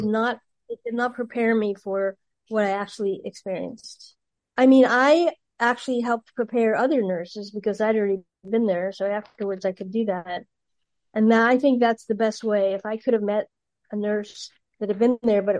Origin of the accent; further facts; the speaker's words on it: Atlantic City, New Jersey, United States; moved away as an adult; also born or lived in Philadelphia, Pennsylvania / Los Angeles, California; I'm originally from New Jersey. I grew up in Atlantic City, New Jersey before the casinos were there.